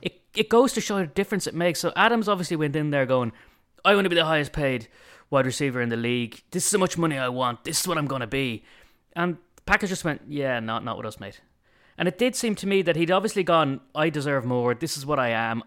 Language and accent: English; Ireland; being Irish